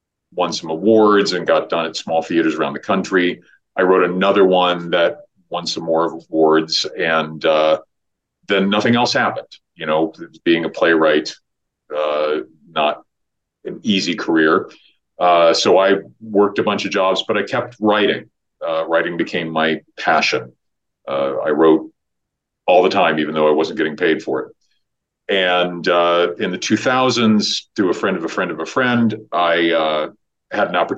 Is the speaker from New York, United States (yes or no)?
no; Iowa, United States; moved away as an adult; now in Los Angeles, United States; I moved to LA when I was 18. I grew up in Iowa